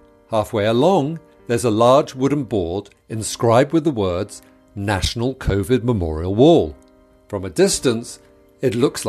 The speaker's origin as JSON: {"language": "English", "country": "United Kingdom", "said": "You know, we're British, we're reticent, we don't do this, we don't emote like this, and certainly not all over Kensington Gardens."}